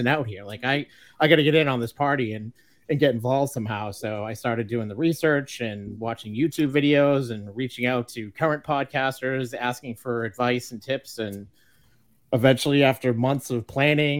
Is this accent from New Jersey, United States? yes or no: no; Massachusetts, United States; I'm from Massachusetts